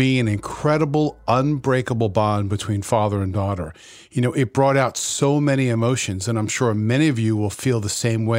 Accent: New York City, New York, United States; moved away; also born or lived in Florida; I grew up in Queens and followed my family to Florida, where I lived for many, many years, returning to New York to work as a reporter for NBC here. But I always considered myself a New Yorker

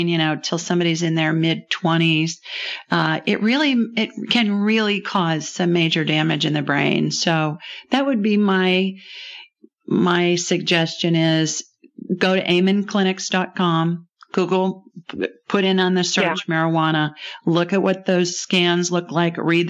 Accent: Ohio, United States; I grew up in Ohio

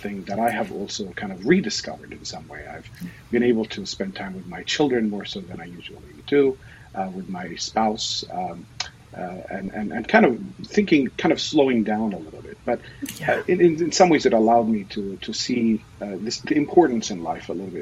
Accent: Hebron, West Bank, Palestine; now in Seattle area, United States; I was born and raised in the Palestinian territory of the West Bank, in a town called Al Khalil, Hebron

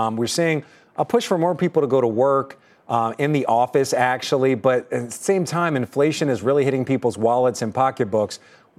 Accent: Philadelphia, Pennsylvania, United States; moved away; also born or lived in Boston; I'm from Philadelphia, too.

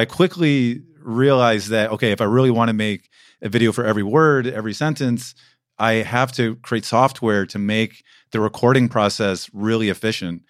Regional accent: United States; moved away as an adult; now in Berlin, Germany

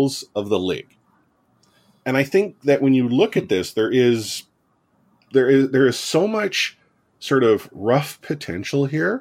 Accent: Canada; I'm a Canadian

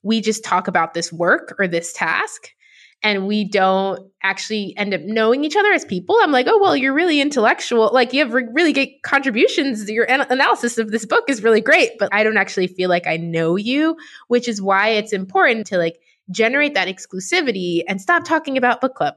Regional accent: New York City, New York, United States; I grew up in New York City

